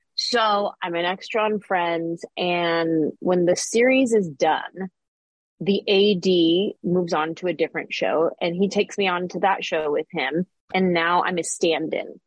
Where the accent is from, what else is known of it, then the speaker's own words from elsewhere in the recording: San Jose, California, United States; moved away as an adult; now in Los Angeles, United States; I grew up in the Bay Area